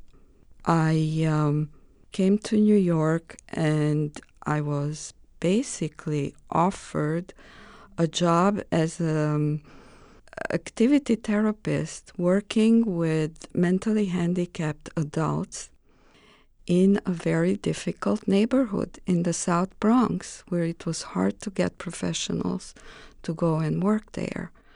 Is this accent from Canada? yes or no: no; Romania; born or raised there; English is a second language; moved away as an adult; also born or lived in Greece